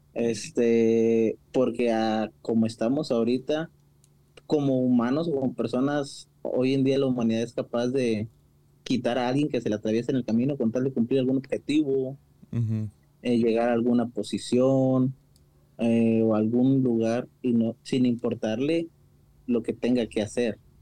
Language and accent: Spanish; Mexico; como típicos mexicanos